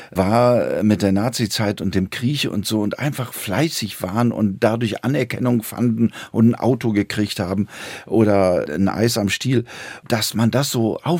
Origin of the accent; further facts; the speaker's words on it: Wuppertal, North Rhine-Westphalia, Germany; Ich komme aus Wuppertal, bin da aufgewachsen